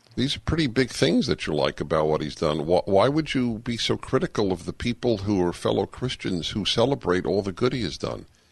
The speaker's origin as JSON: {"language": "English", "region": "New York", "country": "United States", "tie": "born or raised there", "said": "I grew up quintessentially Jewish in New York as a liberal Jew Democrat"}